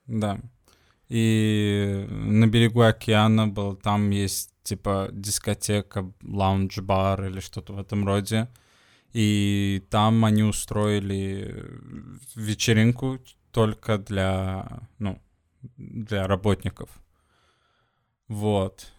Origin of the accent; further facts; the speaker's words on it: Sweden; now in Portugal; из Швеции